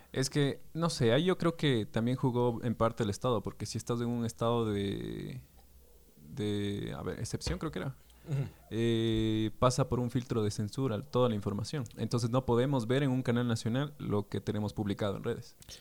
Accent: Ecuador; Como somos todos los ecuatorianos, no decimos pocos, decimos poquito

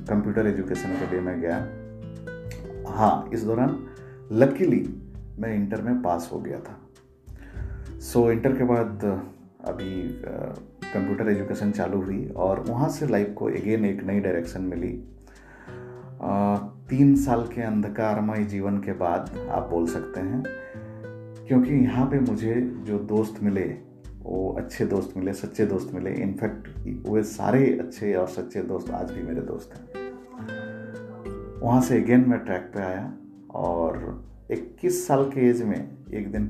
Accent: Chhota Bambo, Jharkhand, India; now in Mumbai, India; मेरा गांव जो है छोटा बम्बो वो झारखंड के एक बहुत ही पिछड़े इलाके को बिलोंग करता है जमशेदपुर सिटी से करीब 75 किलोमीटर दूर है सो मेरा बचपन वहीं गुजरा करीब सातवीं क्लास तक मैं अपने गांव के और बगल वाले गांव के स्कूल में पढ़ा

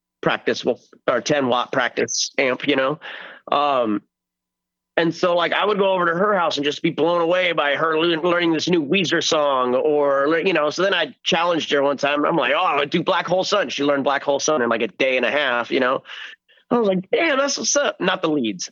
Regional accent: El Centro, California, United States; I went to a local show in my hometown of El Centro, California

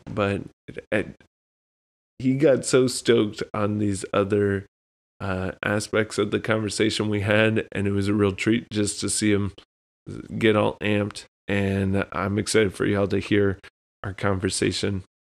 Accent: South Texas, United States; now in New England, United States; growing up in Texas, where it seemed like it was just hot for ten months out of the year

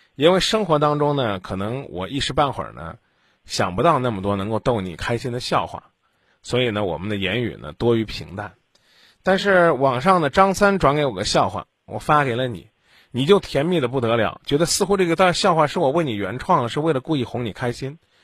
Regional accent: Henan, China; 我的家乡在河南，这里是中国之中，中原之中

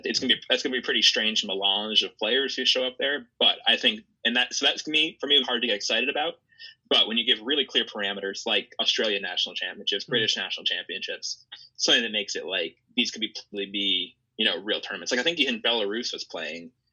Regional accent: United States; as an American

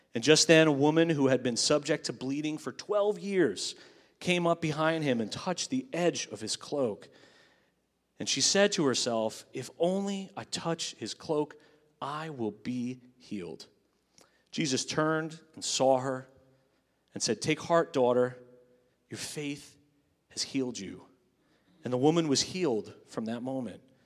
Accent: Long Island, New York, United States; the church I grew up in on Long Island

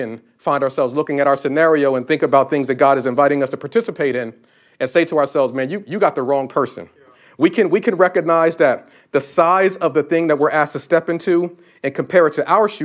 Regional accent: Northeast, United States; moved away as an adult; now in Florida, United States; I'm from the Northeast.

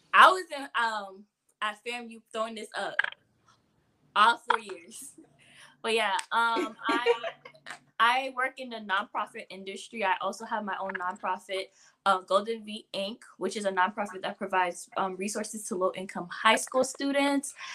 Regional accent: Port-au-Prince, Ouest, Haiti; now in West Palm Beach, United States; I'm from Haiti. I was born in Haiti, Port-au-Prince, Kafu. I mm. reside in West Palm Beach, Florida

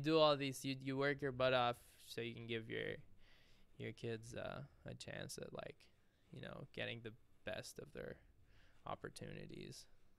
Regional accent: Dubai, United Arab Emirates; also born or lived in Syria; he moved to Abu Dhabi, like, you know, Dubai in the Emirates. He got a good job there. I was only like 3, so we moved there, and I grew up there my whole life.

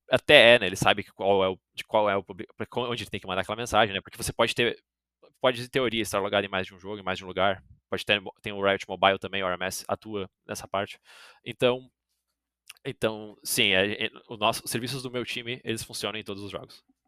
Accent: Brazil; eu sou brasileiro

